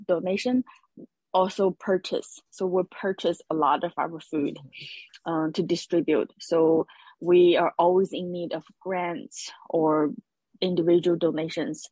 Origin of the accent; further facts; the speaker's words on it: China; now in Hawaii, United States; my background is I'm from China, and in China, in lots of families, food is a way to express love